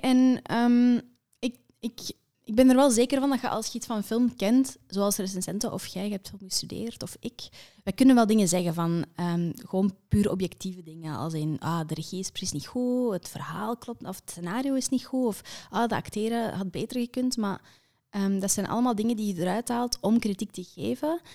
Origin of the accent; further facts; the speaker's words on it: Kempen, Flanders, Belgium; ik ben van de Kempen